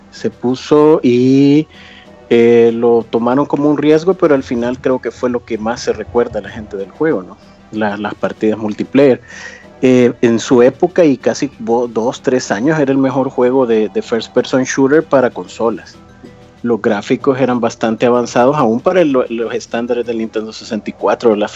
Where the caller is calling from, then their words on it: El Salvador; Eh, del Salvador.